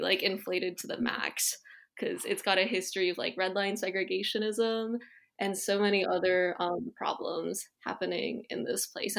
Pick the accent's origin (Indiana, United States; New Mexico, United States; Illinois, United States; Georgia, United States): Illinois, United States; Chicago; moved away as an adult; also born or lived in Hunan, China / New Haven, Connecticut; I've been growing up in Chicago for pretty much my whole life